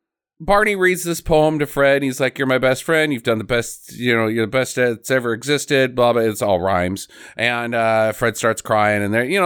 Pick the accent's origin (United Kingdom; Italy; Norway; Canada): Norway; I'm from Norway, and I don't really have a Norwegian. It's just the Swedish.